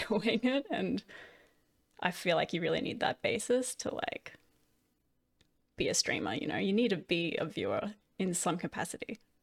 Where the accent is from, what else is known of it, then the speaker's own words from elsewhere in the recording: Australia; I did that with the other Australians